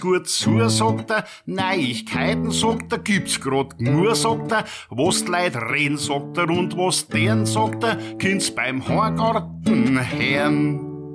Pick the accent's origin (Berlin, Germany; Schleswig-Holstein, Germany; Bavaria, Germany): Bavaria, Germany; Garmisch-Partenkirchen; also born or lived in Murnau; ich bin hier in Garmisch-Partenkirchen geboren, äh, lebe eigentlich auch seitdem in Garmisch-Partenkirchen mit einer kleinen Unterbrechung von eineinhalb Jahren.